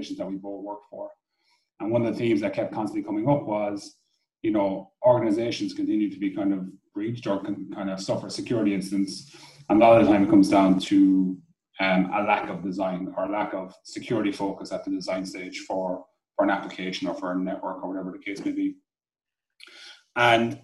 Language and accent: English; Cork, Munster, Ireland; also born or lived in Dublin; move back to Cork from Dublin, back to the real capital